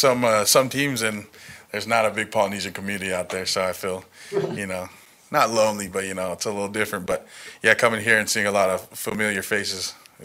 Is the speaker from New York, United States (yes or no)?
no; California, United States; moved away as an adult; now in Las Vegas, United States; I'm from California, born and raised